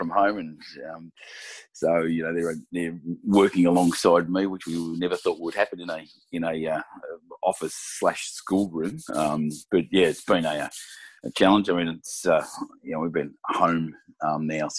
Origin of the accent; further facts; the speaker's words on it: Gippsland, Victoria, Australia; I grew up in Gippsland, a place called Tanamba, so between Maffra and Hayfield, on a dairy farm.